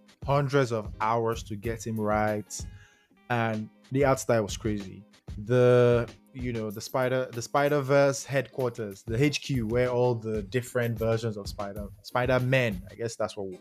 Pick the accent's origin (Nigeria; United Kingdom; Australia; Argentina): Nigeria; I'm a Nigerian